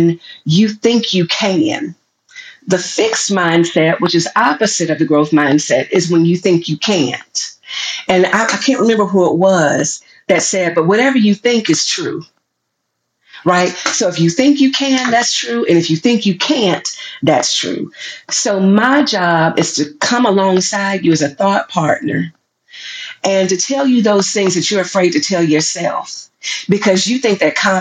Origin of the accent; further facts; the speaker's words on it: the South, United States; I'm from the South